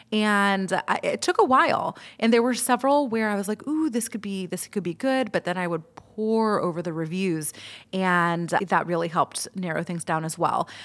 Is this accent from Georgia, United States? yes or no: yes; Atlanta, Georgia, United States; I'm from Atlanta